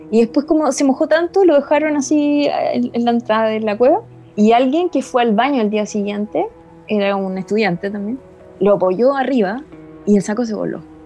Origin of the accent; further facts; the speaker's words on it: Punta Arenas, Magallanes and Chilean Antarctica, Chile; moved away as an adult; also born or lived in central zone, Chile; soy de Punta Arena